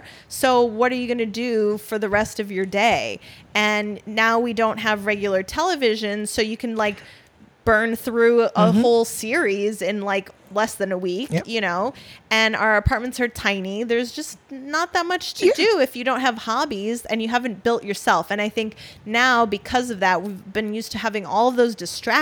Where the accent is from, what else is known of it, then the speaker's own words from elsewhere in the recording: Wisconsin, United States; now in New York City, United States; I'm from Wisconsin, so there's like more sort of classic values and things that you do growing up.